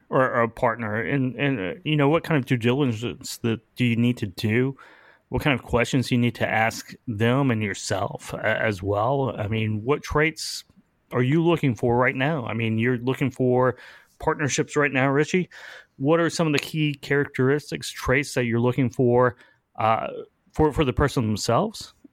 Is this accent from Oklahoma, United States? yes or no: yes; Oklahoma, United States; I'm from Oklahoma.